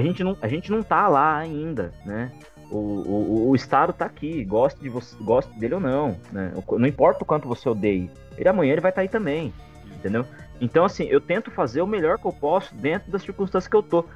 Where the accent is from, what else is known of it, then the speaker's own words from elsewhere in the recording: interior of São Paulo, Brazil; Eu sou de uma região, né, sou do interior de São Paulo